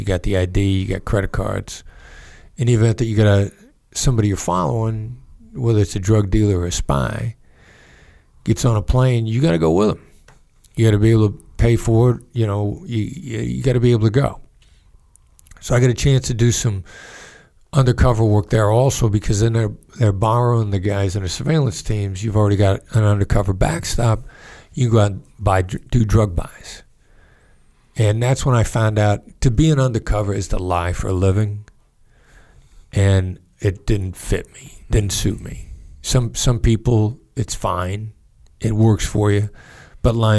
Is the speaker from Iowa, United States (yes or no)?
yes; Mount Pleasant, Iowa, United States; moved away as an adult; also born or lived in Kansas City / Pittsburgh / New York; my hometown, Mount Pleasant, Iowa